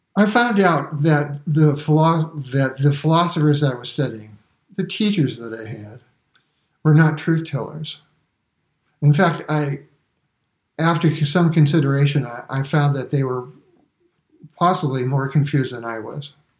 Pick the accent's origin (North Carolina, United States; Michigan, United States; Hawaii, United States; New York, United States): New York, United States; New York City; I was born in Brooklyn and I never saw the inside of a church or a synagogue for that matter until I was in my 20s.